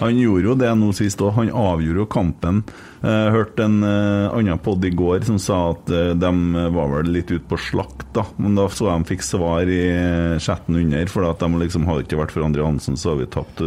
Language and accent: Norwegian; Bjugn, Trøndelag, Norway; Jeg kommer fra Fosen